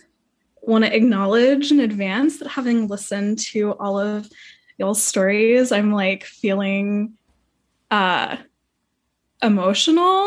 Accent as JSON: {"language": "English", "town": "Dallas", "region": "Texas", "country": "United States", "tie": "born or raised there", "said": "I grew up mostly in Texas, mostly in Dallas, Texas"}